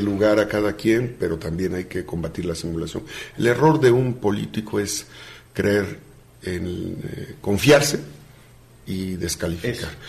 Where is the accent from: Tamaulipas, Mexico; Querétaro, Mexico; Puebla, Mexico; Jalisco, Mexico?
Puebla, Mexico; Acatzingo; also born or lived in Izúcar de Matamoros, Puebla; Soy mixteco, nací en Izúcar de Matamoros y soy acatzinca, porque es la tierra de mi madre y ahí crecí